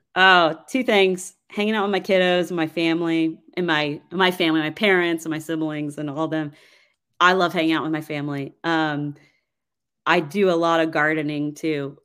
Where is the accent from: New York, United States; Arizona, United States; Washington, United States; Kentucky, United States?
Kentucky, United States; Georgetown; moved away as an adult; also born or lived in Nashville, Tennessee; now in Franklin, United States; I'm originally from Georgetown, Kentucky.